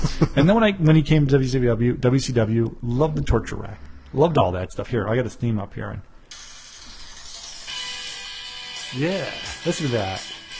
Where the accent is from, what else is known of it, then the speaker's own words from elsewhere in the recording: Chicago, Illinois, United States; we're from Chicago.